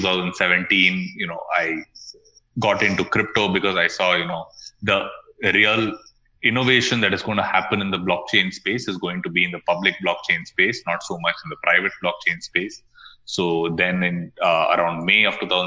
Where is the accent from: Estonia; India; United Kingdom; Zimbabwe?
India; Bangalore, Karnataka; I'm from basically from Bangalore in India